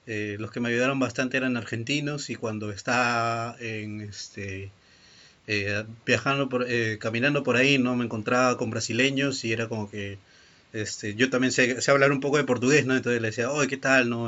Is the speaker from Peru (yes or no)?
yes; Peru; ayuda a mi tío Peña no yo también que soy peruano